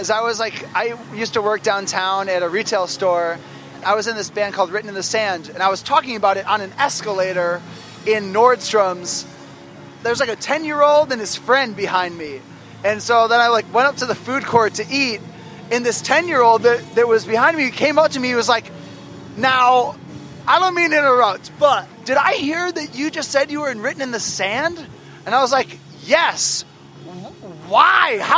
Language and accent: English; Los Angeles, California, United States; I'm like from Los Angeles and I'm 11 years old.